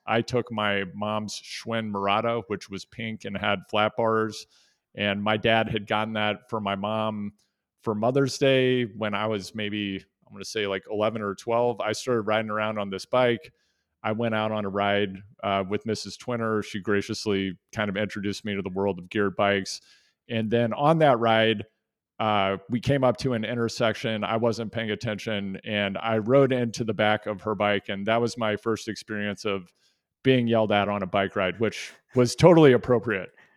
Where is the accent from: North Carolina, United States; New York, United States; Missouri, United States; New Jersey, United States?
Missouri, United States; Kansas City; I grew up in Kansas City, Missouri